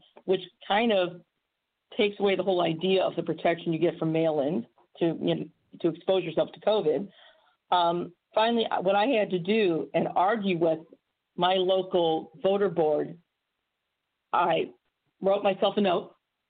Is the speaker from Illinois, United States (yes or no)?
no; Missouri, United States; I can tell you right now, in my home state of Missouri, when I had to get my absentee ballot